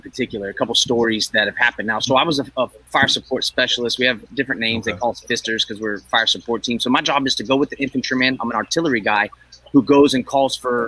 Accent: Northern California, United States; I grew up here in Northern California.

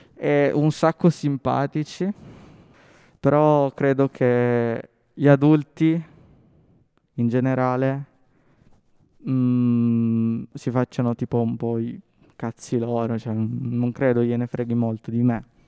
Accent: Settimo Torinese, Piedmont, Italy; io sono cresciuto a Settimo Torinese

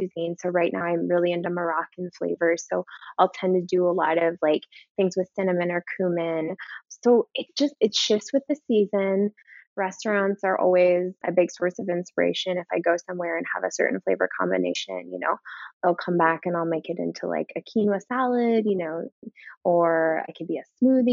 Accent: Minnesota, United States; now in Chicago, United States; I'm originally from Minnesota

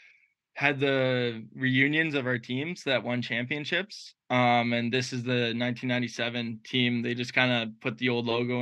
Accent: Ottawa, Ontario, Canada; growing up in Ottawa

